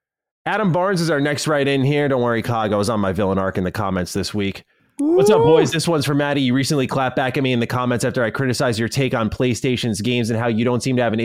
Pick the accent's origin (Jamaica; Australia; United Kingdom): Australia; the rest of the world shockingly doesn't know I'm Australian